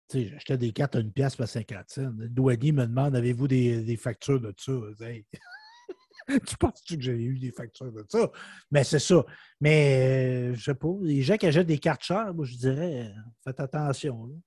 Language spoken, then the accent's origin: French; Saint-Léonard-d'Aston, Quebec, Canada; Oui, j'ai resté à Québec. Mais là, je demeure à Saint-Léonard d'Aston. C'est mon village natal